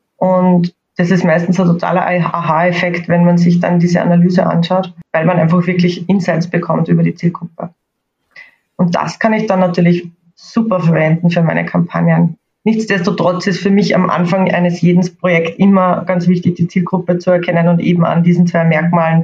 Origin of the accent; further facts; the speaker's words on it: Austria; accent: Austrian; ich komme, wie ihr wahrscheinlich hören könnt, aus Österreich. Ähm, ich versuche heute meinen österreichischen Akzent etwas zu verstecken